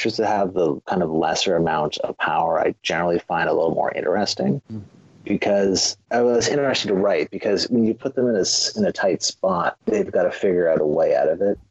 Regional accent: Canada; I am Canadian

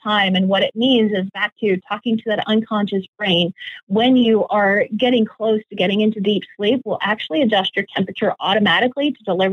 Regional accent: Edmonton, Alberta, Canada; moved away; Still my hometown, still love being a Canadian, even though it's been years since I've lived there

